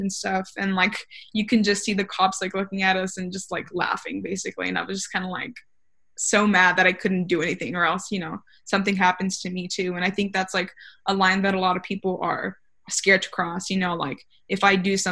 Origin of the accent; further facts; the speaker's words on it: Rio Grande Valley, Texas, United States; I'm from the Valley